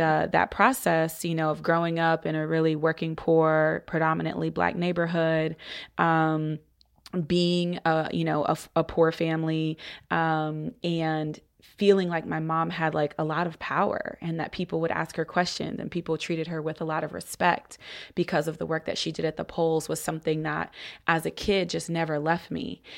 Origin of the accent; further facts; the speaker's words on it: Columbus, Ohio, United States; I'm originally from Columbus, Ohio